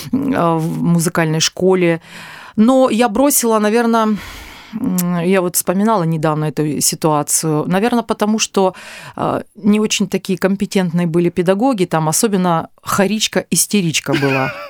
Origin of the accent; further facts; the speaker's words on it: Azov, Rostov Oblast, Russia; born there; А, ну что, родилась я в Ростовской области, в небольшом городе Азове этот город не находится на Азовском море, до Азовского моря.